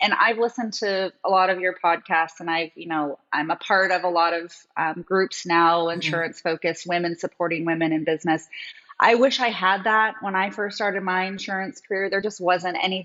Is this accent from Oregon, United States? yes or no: yes; Oregon, United States; moved away as an adult; also born or lived in Maui, Hawaii; I'm actually from Oregon